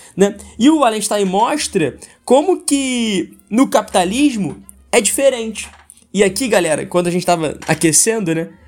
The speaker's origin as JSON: {"language": "Portuguese", "country": "Brazil", "said": "a gente como brasileiro"}